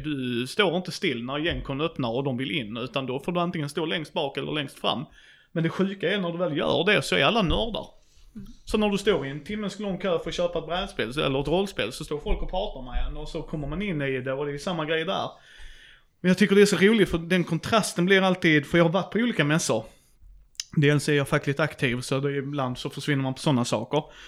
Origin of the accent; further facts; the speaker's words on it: Skåne, Sweden; jag är skåning